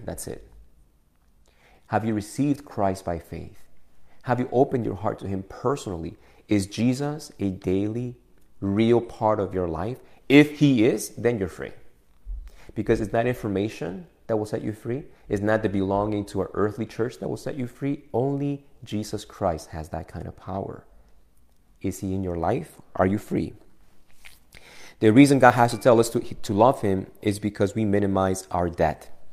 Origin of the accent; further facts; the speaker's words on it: Argentina; now in United States; before I was a U.S. citizen, you know that I was an Argentinian citizen